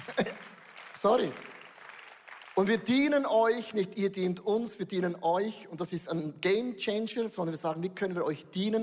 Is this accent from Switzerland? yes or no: yes; Switzerland; wir Schweizer